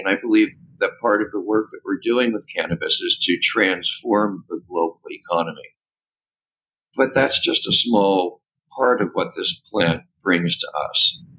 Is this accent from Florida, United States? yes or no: no; California, United States; but especially in my home state of California